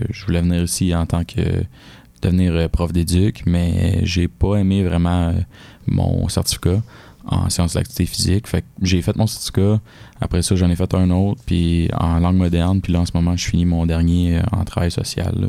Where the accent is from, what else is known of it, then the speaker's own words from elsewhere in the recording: Varennes, Quebec, Canada; moved away as an adult; now in Sherbrooke, Canada; je suis un, gars de la Rive-Sud, tu sais, à Varennes. J'ai vécu là toute ma vie.